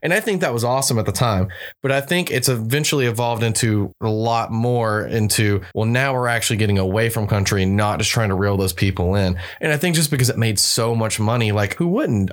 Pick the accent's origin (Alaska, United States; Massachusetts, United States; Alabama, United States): Alabama, United States; I'm from Alabama. I mean, I grew up on it